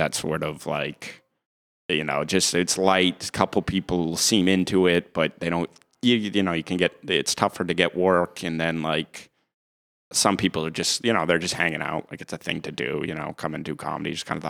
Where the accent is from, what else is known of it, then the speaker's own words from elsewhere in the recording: Norfolk, Massachusetts, United States; now in Wrentham, United States; I did. I'm from Norfolk, Mass, which is like, if people are familiar, it's right next to Foxborough.